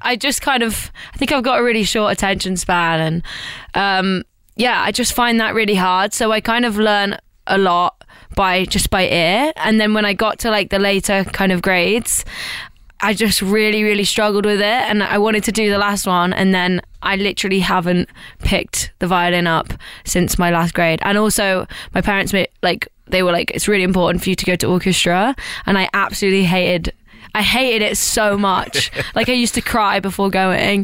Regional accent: East Midlands, United Kingdom; I'm from the East Midlands in the UK

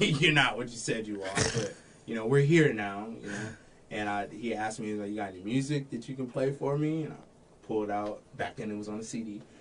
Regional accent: Florida, United States; moved away as an adult; also born or lived in Texas / Daytona, Florida; now in Washington, Illinois, United States; I moved or was from Florida

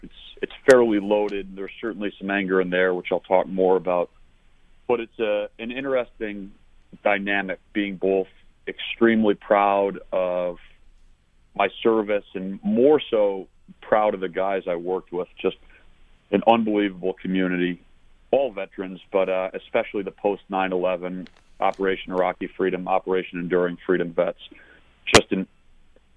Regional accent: Buffalo, New York, United States; moved away as an adult; also born or lived in Annapolis, Maryland; now in Richmond, United States; I grew up in Buffalo

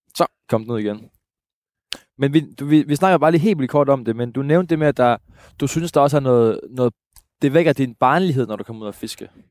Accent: Jutland, Denmark; Jeg er jo, jeg er jo rigtig jyde

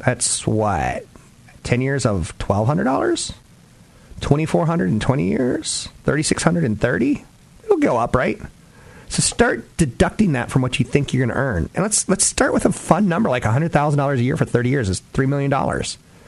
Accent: East Coast, United States; now in Bay Area, United States; Like when I first moved to the Bay Area, I was from the East Coast and I was a little bit sheltered, right?

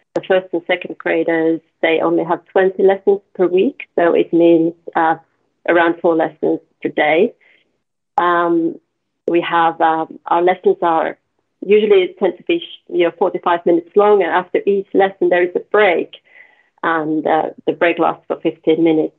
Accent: the middle of Finland, Central Finland, Finland; I, from the middle of Finland

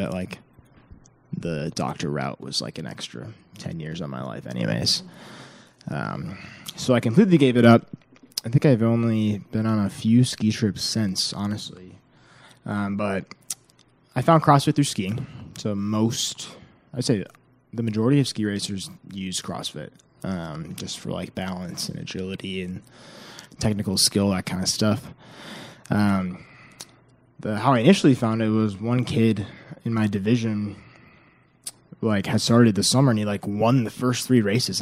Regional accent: Minnesota, United States; moved away as an adult; now in Winston-Salem, United States; I'm from Minnesota.

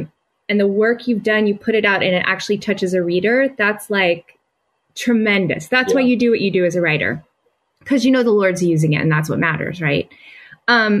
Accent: the South, United States; moved away; I grew up in the South.

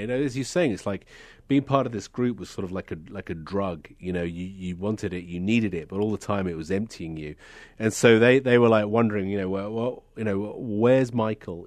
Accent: United Kingdom; being a Brit

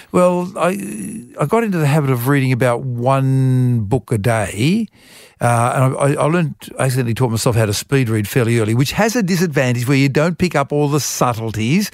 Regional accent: Wollongong, New South Wales, Australia; also born or lived in Europe; I was a lonely kid at school, uh, 'cause I was, um, not an Irish Catholic like everybody else was at the Catholic school. I was from Europe. And so I sort of retreated into reading books. And Wollongong Library had a wonderful library

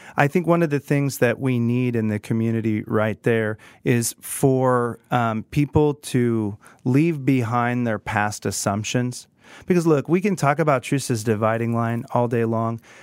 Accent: Prairie Village, Kansas, United States; I grew up in Kansas, in Prairie Village, and grew up in Kansas City

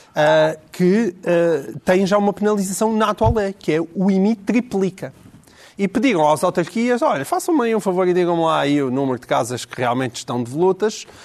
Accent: Portalegre, Alentejo, Portugal; Eu sou de Porto Alegre

